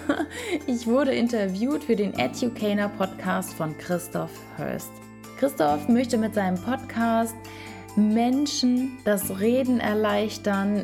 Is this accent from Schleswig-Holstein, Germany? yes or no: yes; Schleswig-Holstein, Germany; Ja, ich bin schon als kleines Mädchen auf Bäume geklettert, höher als die Jungs teilweise. Also wirklich okay. durch, durch Wiesen, wo es hieß, da sind aber Schlangen. Also in Schleswig-Holstein